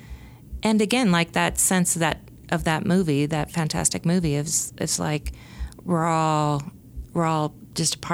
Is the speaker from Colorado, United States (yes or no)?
yes; Denver, Colorado, United States; moved away as an adult; now in Salt Lake City, United States; I'm originally from Denver